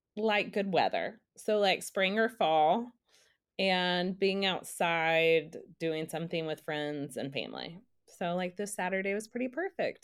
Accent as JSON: {"language": "English", "town": "Dallas", "region": "Texas", "country": "United States", "tie": "born or raised there", "moved": "yes", "lives_now": "Nashville, United States", "said": "I live in Nashville, um, I grew up in Dallas"}